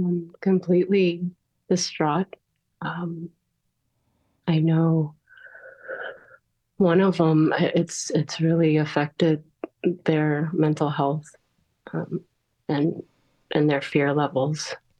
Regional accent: Nashville, Tennessee, United States; moved away; I'm from Nashville originally, but I'd been gone 15 years and I just moved back 2 months ago.

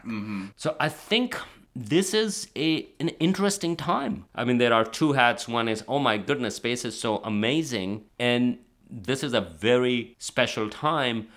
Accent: Pakistan; moved away; also born or lived in Karachi; I'm from Pakistan.

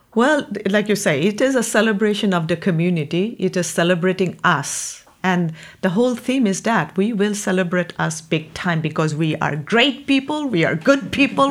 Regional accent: India; moved away as an adult; now in Delaware County, United States; I'm originally from India

